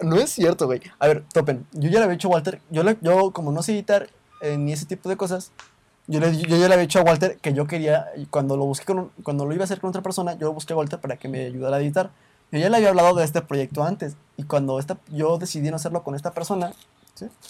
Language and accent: Spanish; Mexico; aquí en México